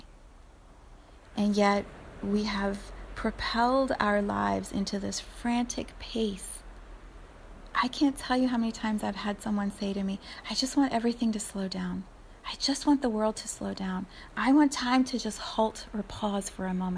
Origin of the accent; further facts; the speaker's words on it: United States; as an American community